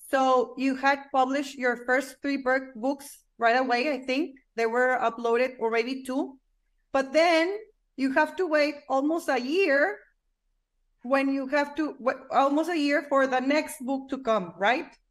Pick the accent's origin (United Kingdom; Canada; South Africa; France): United Kingdom; England; now in London, United Kingdom; I'm um, I'm originally from England.